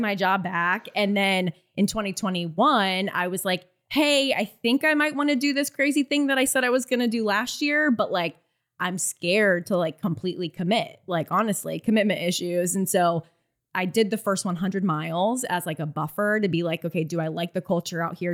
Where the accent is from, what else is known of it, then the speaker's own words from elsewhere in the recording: Florida, United States; I'm from Florida, so I had no idea what the A T was.